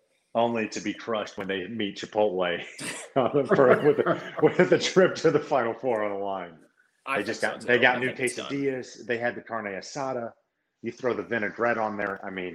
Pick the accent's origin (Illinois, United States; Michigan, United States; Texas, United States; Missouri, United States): Missouri, United States; St. Louis; But look, I'm from St. Louis.